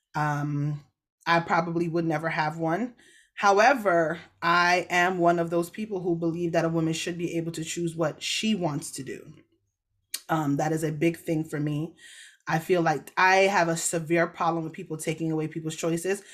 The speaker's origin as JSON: {"language": "English", "country": "Jamaica", "said": "I am a Jamaican."}